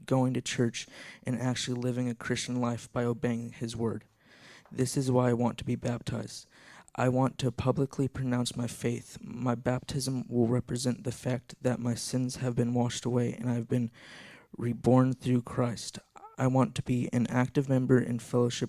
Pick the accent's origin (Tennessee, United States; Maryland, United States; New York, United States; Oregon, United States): Tennessee, United States; Sparta; I'm from Sparta, Tennessee, and I've lived here as long as I can remember.